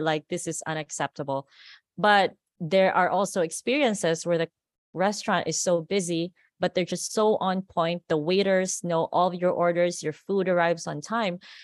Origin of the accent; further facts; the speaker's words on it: Philippines; accent: Americanized; moved away as an adult; now in Las Vegas, United States; I grew up in the Philippines, and a lot of people are still surprised why we speak English like this. It's almost like, it's very Americanized